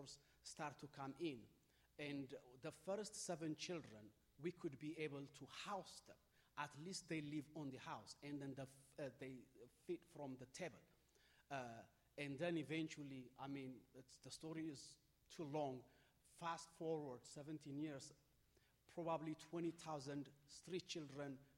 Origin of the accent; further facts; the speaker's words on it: Ethiopia; I am from Ethiopia.